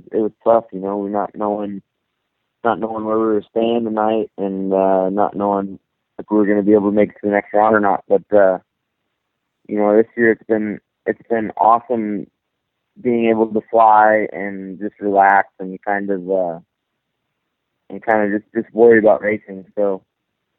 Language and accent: English; Minnesota, United States; I grew up in Minnesota